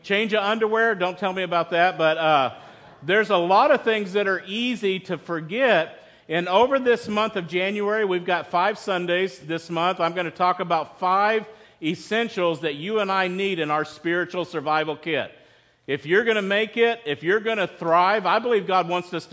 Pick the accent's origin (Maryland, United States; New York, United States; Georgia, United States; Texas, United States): Texas, United States; West; I grew up in West Texas